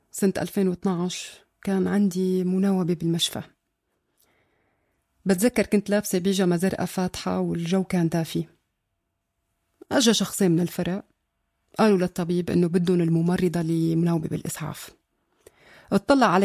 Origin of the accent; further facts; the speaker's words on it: Syria; moved away; أنا طلعت من سوريا بداية سنة 2013